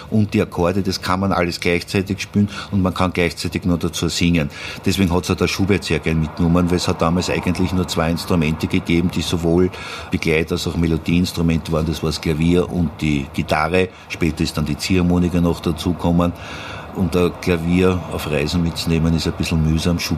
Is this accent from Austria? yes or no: yes; Vienna, Austria; Und irgendwann einmal bin ich dann halt als Wiener natürlich auf die Kontragitarre gekommen.